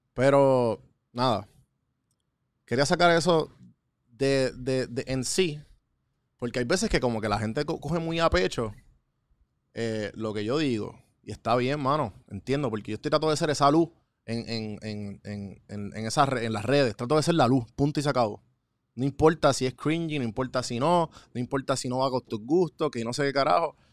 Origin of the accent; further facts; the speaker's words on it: Puerto Rico; Aprendí de Puerto Rico, aprendí de mi pueblo